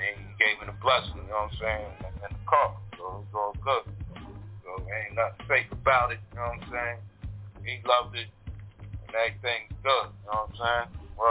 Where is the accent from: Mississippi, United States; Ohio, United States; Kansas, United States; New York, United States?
New York, United States; New York City; accent: New York; moved away as an adult; now in Pennsylvania, United States; I'm from Queens, full time, you know what I'm saying? I stay out in Pennsylvania right now, though, been out here for some years.